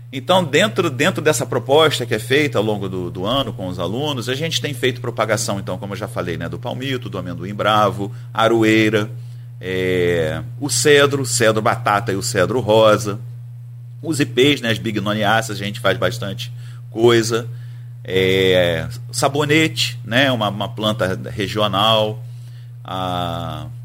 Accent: Nova Friburgo, Rio de Janeiro, Brazil; now in Campos dos Goytacazes, Brazil; Eu estou em Campos desde 1997. Você é do? Eu sou de Nova Friburgo. Ah, então. Da região serrana aqui do Rio

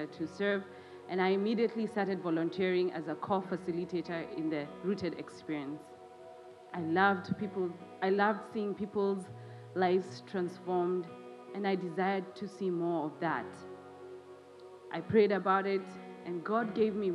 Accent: Kenya; my home country, Kenya

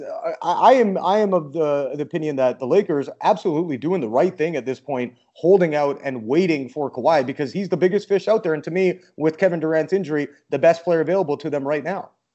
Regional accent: Canada; moved away; I'm Canadian

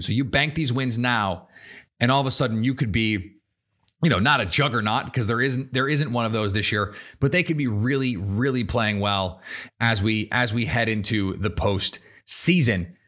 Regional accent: Milwaukee, Wisconsin, United States; moved away as an adult; I am, in fact, a Wisconsin native. I grew up in Milwa-, in Milwaukee, uh, on the east side of Milwaukee in Shorewood originally

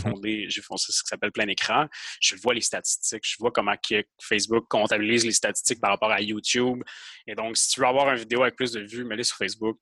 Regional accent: Quebec, Canada; moi je suis québécois

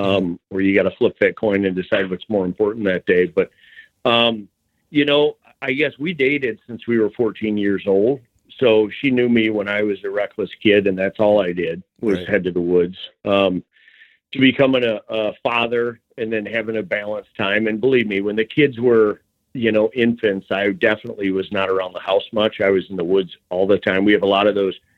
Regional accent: Michigan, United States; also born or lived in Nebraska / Holland, Michigan; born and raised in Michigan here, Southern Michigan, and then moved over to the Holland area

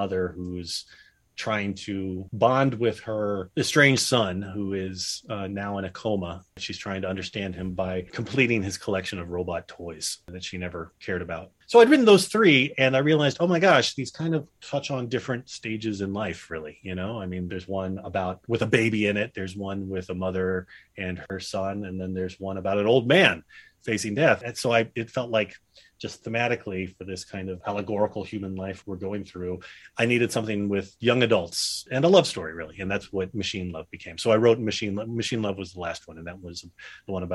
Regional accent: Dallas, Texas, United States; moved away as an adult; also born or lived in New Haven, Connecticut; when I was growing up in Dallas

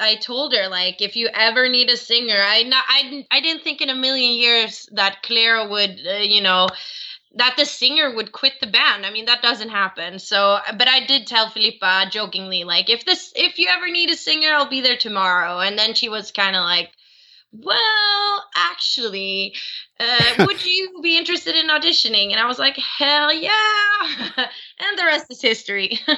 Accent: Sweden; I'm born and raised in Sweden

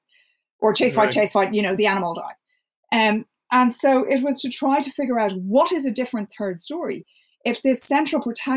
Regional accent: Ireland; as an Irish person

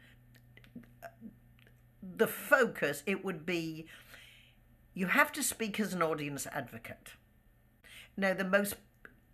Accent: United Kingdom; moved away; there was always a certain camaraderie with being British.

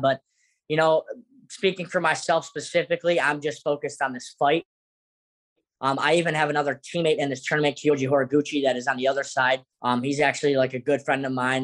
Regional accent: South Florida, United States; We're both from South Florida

